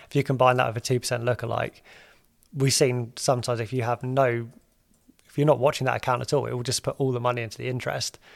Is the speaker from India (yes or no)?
no; United Kingdom; we're British